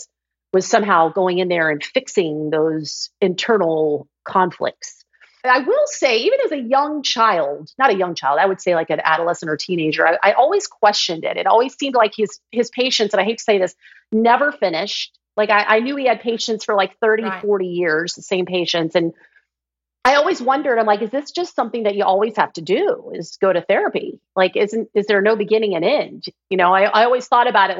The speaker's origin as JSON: {"language": "English", "region": "Georgia", "country": "United States", "tie": "born or raised there", "said": "I grew up in Georgia"}